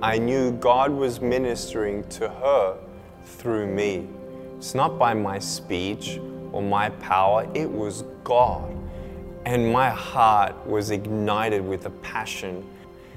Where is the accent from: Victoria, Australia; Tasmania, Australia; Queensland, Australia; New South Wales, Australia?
Victoria, Australia; Melbourne; I was born in Melbourne, Australia, 1982